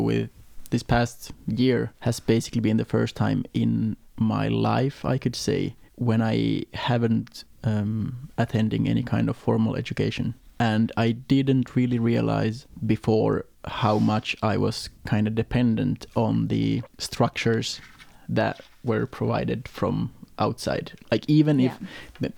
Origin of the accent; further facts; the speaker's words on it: Äänekoski, Central Finland, Finland; also born or lived in Gothenburg, Sweden; now in Denmark; I'm Finnish. Finland, from a town called Äänekoski